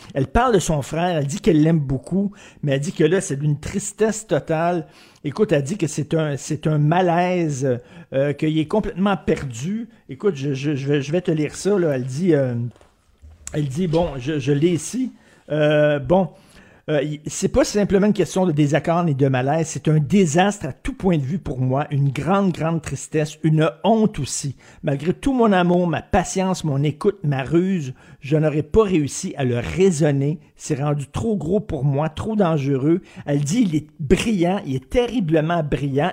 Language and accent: French; Montreal, Quebec, Canada; je viens de Verdun. Moi, j'ai grandi à Verdun